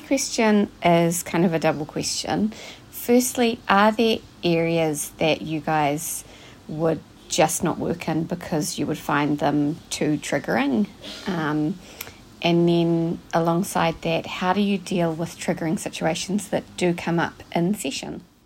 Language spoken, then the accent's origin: English; New Zealand; from New Zealand. I hope that my accent isn't too awful to play on the podcast.